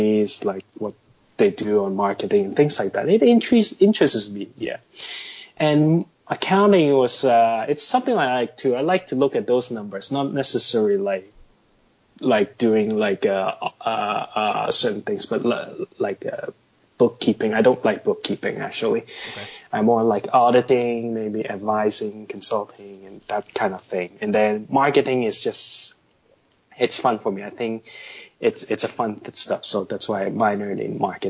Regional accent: Hong Kong; also born or lived in Canada / United States; now in Shanghai, China; I'm based in Shanghai, by the way, and I was born in Hong Kong. Spent a good 10 years of my life in North America, 2 years in Canada and 8 years in the US

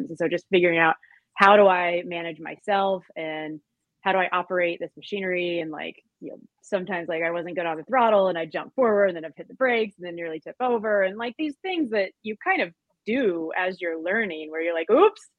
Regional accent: Tennessee, United States; also born or lived in Oregon / Wisconsin / Colorado / Thailand; now in Long Beach, United States; but I'm originally from Tennessee. Uh, lived out in Oregon for a number of years, bounced around, um, lived in Wisconsin, Colorado, Thailand, parts of Africa, like really all over before landing in Long Beach, California.

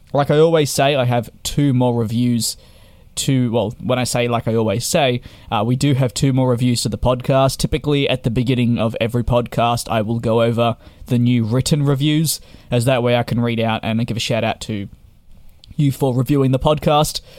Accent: Victoria, Australia; my home state of Victoria

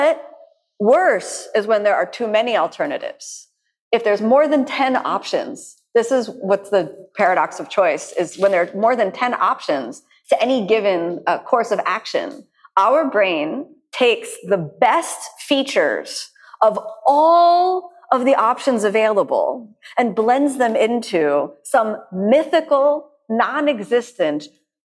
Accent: United States; I'm from the United States, so I grew up with this wall of peanut butter.

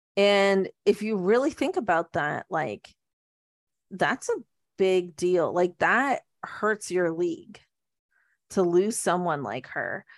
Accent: Canada; we're Canadian

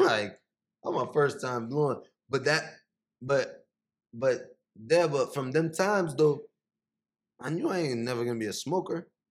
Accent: Miami, Florida, United States; moved away as an adult; also born or lived in Haiti / New York; now in Los Angeles, United States; I grew up in Miami, in the Miami area.

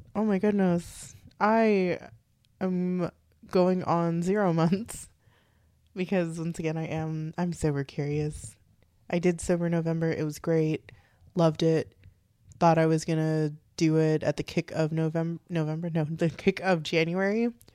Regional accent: Texas, United States; We're from Texas

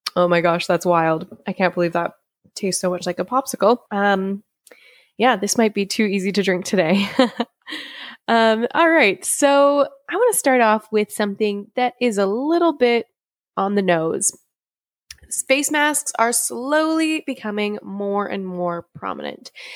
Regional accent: Canada; I want to do my best as a Canadian

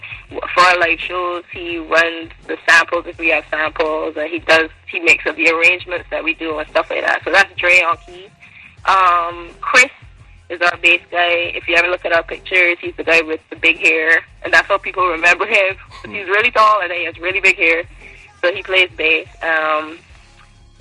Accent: Barbados; I'm from Barbados, which is in the Caribbean

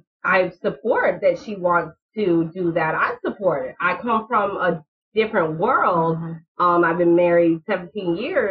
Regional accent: Michigan, United States; now in Florida, United States; I'm from Michigan

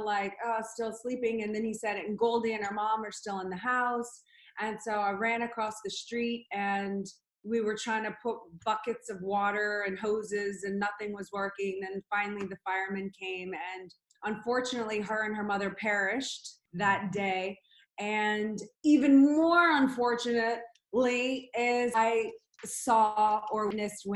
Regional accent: New Orleans, Louisiana, United States; I grew up in New Orleans, Louisiana

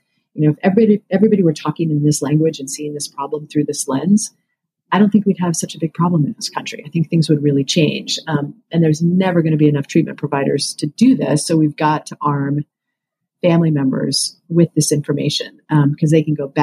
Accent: Western Kansas, United States; moved away; I grew up in Western Kansas

